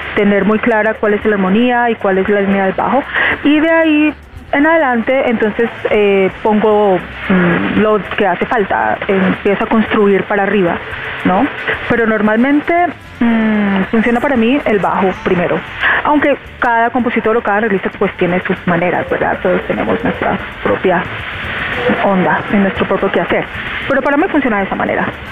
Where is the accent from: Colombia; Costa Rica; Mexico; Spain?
Colombia; moved away; muy emocionada de estar de vuelta en mi país haciendo música